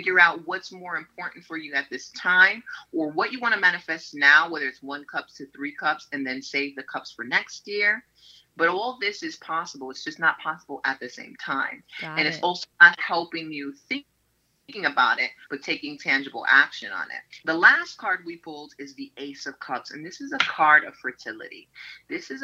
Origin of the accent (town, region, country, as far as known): New York City, New York, United States; born or raised there